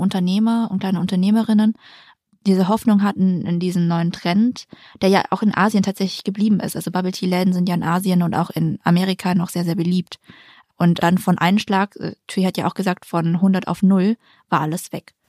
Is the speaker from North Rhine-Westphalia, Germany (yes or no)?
no; Ulm, Baden-Württemberg, Germany; moved away; wenn man jetzt zum Beispiel nach Ulm geht, wo ich herkomme